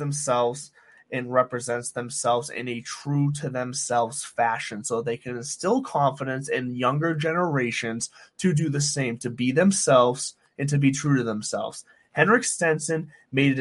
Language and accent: English; United States; as an American